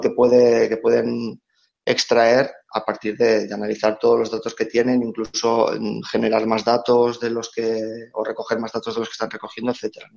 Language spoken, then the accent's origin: Spanish; Reus, Catalonia, Spain; moved away as an adult; now in Barcelona, Spain; pese a que nací en Barcelona, me crié en, Reus